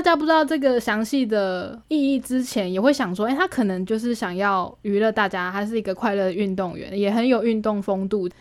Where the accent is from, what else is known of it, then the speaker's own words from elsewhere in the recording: Taiwan; 我说我们是台湾的我们